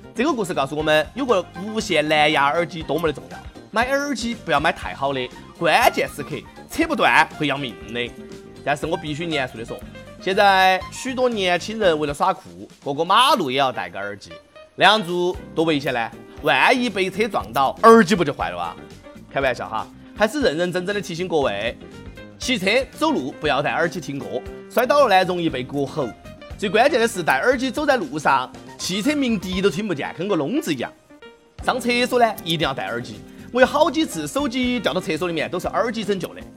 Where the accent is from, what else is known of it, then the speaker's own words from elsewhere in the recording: Sichuan, China; accent: Sichuanese; 我们四川话也分不清楚